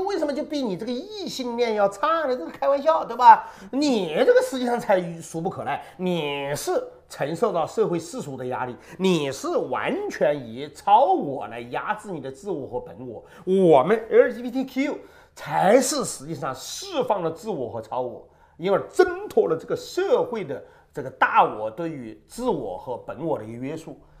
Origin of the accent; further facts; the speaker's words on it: China; 直到今天，我们中国人谈共同富裕